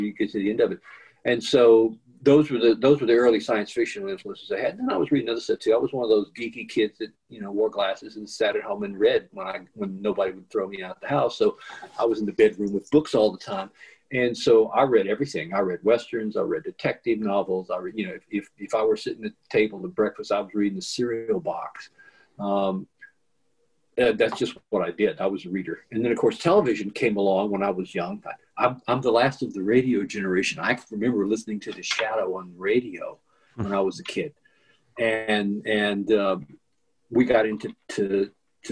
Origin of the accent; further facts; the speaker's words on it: Louisiana, United States; a kid growing up in Louisiana